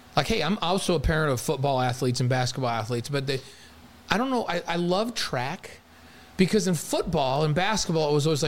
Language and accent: English; New York, United States; moved away; I'm a kid from New York that grew up playing football and basketball.